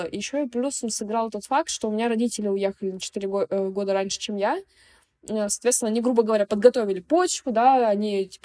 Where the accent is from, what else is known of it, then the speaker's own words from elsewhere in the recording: Moscow, Russia; у меня с самого детства было понимание того, что я из Москвы, и мои родители, ну, мать с Москвы, отец с Тульской области